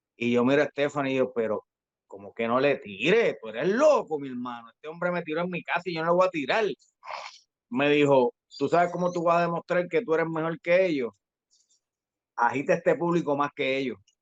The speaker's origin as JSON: {"language": "Spanish", "town": "Carolina", "country": "Puerto Rico", "said": "mi zona de donde soy, de Carolina, de Country Club"}